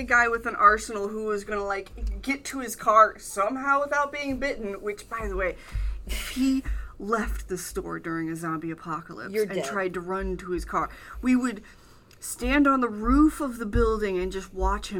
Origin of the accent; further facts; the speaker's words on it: Lake Michigan, Midwest, United States; I'm from Lake Michigan